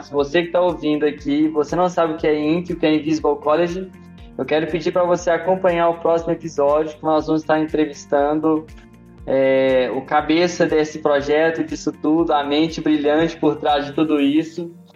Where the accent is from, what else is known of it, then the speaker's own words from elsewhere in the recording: Belo Horizonte, Minas Gerais, Brazil; tenho 33 anos, sou de Belo Horizonte